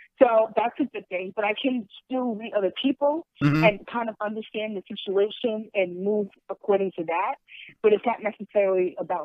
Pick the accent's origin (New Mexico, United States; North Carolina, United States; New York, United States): New York, United States; born or raised there; moved away as an adult; also born or lived in Manhattan, New York; now in New Jersey, United States